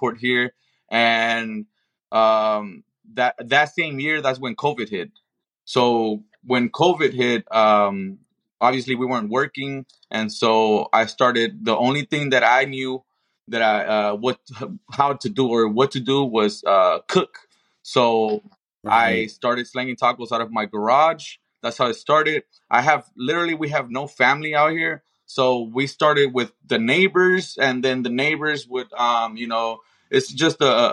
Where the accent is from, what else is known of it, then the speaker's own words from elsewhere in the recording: Compton, California, United States; now in Las Vegas, United States; I am born and raised in Compton